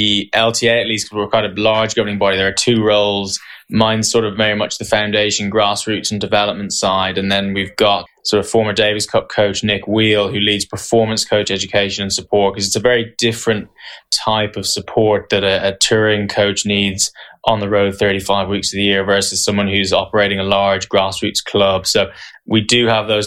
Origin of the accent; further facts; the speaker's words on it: Ireland; also born or lived in County Tipperary / Waterford; I grew up in Ireland. My first taste of tennis was in Carrickinshire, County Tipperary